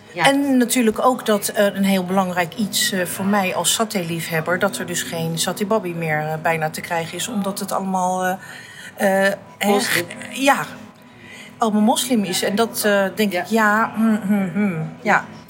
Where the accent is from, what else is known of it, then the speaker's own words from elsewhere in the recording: The Hague, South Holland, Netherlands; Ik ben geboren in Den Haag. Ik ben opgegroeid en eh, groot geworden. En altijd gewoond in staatkwartier Statenkwartier, in de Indo-wijk van Den Haag